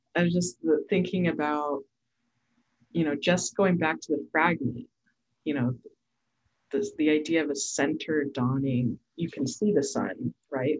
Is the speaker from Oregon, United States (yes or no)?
yes; Portland, Oregon, United States; I'm from Portland, Oregon.